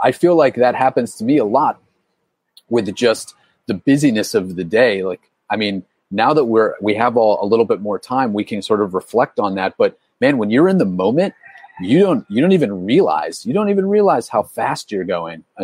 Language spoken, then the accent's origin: English; Pittsburgh, Pennsylvania, United States; now in Key West, United States; I'm from Pittsburgh as well.